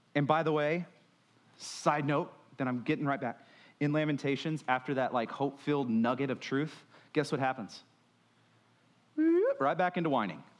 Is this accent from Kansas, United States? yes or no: no; Texas, United States; we're from Texas